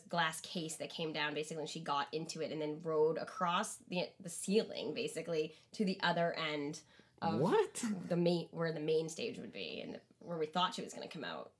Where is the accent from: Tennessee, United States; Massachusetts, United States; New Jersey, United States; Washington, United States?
Massachusetts, United States; Boston; I'm from Boston.